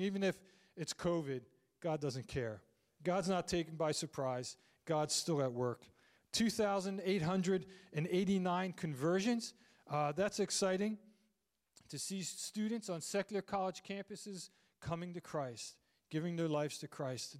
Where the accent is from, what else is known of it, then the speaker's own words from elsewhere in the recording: Landisville, Pennsylvania, United States; also born or lived in Phoenixville; I grew up in Landisville